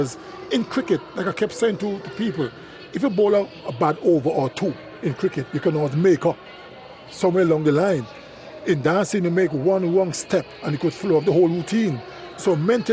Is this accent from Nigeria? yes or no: no; Antigua & Barbuda; I'm from Antigua. We're naturally rhythmic people.